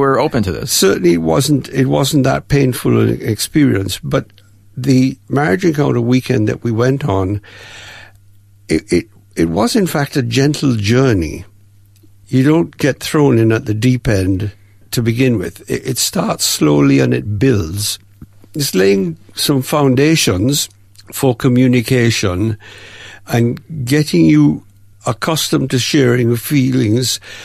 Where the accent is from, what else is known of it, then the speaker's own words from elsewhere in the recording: Jamaica; moved away as an adult; also born or lived in Windsor, England; now in Melbourne, Australia; we, Mum and I, moved to Jamaica um, when I was about three, three and a half years old